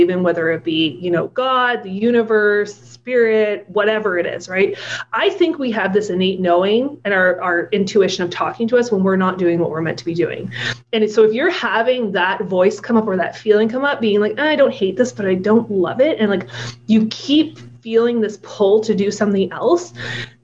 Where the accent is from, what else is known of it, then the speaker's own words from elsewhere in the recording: Ottawa, Ontario, Canada; moved away as an adult; also born or lived in Alberta; now in Toronto, Canada; where we grew up in Ottawa